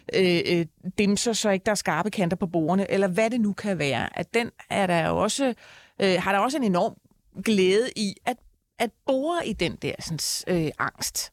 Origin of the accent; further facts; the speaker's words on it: Copenhagen, Capital Region of Denmark, Denmark; jeg husker bare fra min barndom, jeg er fra Tingbjerg, der ligger jo hele øh, øh, mosen og volden ligger rundt om.